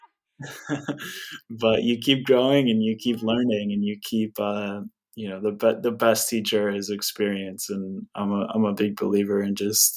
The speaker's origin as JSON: {"language": "English", "town": "Santa Barbara", "region": "California", "country": "United States", "tie": "born or raised there", "said": "I grew up in Santa Barbara, where I live now"}